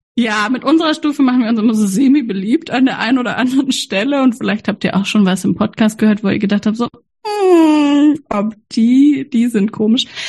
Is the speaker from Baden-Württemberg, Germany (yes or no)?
yes; Freiburg, Baden-Württemberg, Germany; ich bin ja in Freiburg aufgewachsen, die Hochburg der Ökomenschen